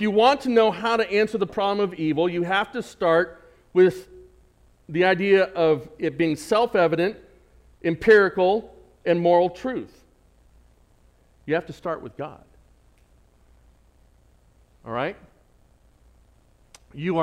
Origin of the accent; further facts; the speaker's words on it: San Diego, California, United States; accent: San Diego; my San Diego accent